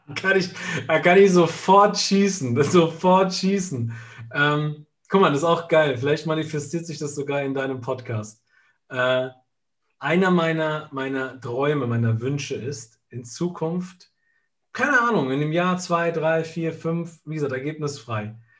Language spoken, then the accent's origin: German; Italy; bei uns in Italien